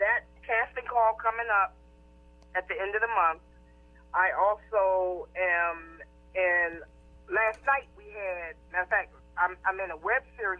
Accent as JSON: {"language": "English", "town": "Baltimore", "region": "Maryland", "country": "United States", "said": "I'm from the Baltimore area."}